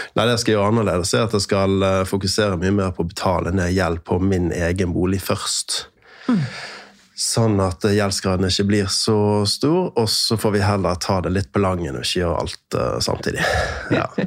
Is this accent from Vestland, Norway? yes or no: yes; Bergen, Vestland, Norway; also born or lived in Sunnmøre; now in Eastern Norway, Norway; jeg er fra Bergen. Uh, født og oppvokst halvveis der, og så flyttet vi med familien til Sunnmøre